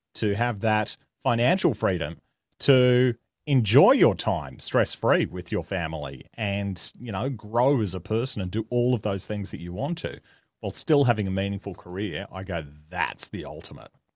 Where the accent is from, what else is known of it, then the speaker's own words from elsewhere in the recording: Australia; accent: Australian; I am Australian, if the accent didn't give it away